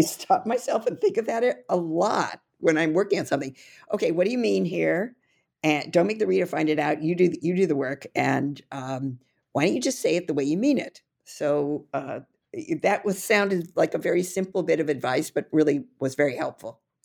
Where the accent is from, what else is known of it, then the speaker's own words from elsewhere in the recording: California, United States; now in New York City, United States; I originally was born and raised in California, but I've lived in the East Coast, uh, quite a long time now